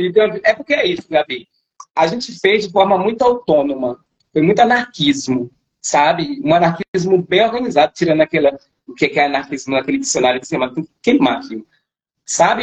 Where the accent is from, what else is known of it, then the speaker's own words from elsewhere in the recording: Bahia, Brazil; a gente é baiana e a Bahia é nossa